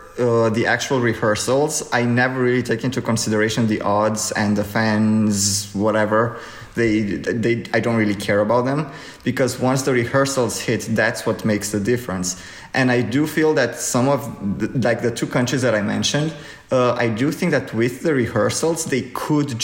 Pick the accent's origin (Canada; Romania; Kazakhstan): Romania; Romania, my home country.